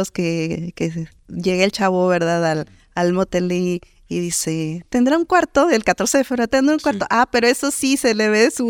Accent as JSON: {"language": "Spanish", "country": "Mexico", "said": "no, pues como típico mexicano, no, pues ahora le metemos otro día para, pues no complicarnos, la verdad."}